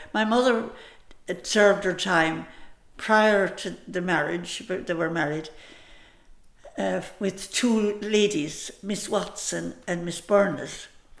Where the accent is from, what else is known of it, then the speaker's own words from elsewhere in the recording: Scariff, Munster, Ireland; moved away as an adult; also born or lived in San Francisco; I was born in Scariff in 1926, October of 26.